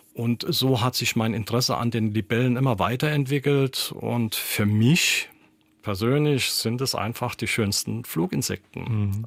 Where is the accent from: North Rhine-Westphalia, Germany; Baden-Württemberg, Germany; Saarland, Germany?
Saarland, Germany; also born or lived in Hasborn; bei uns im Saarland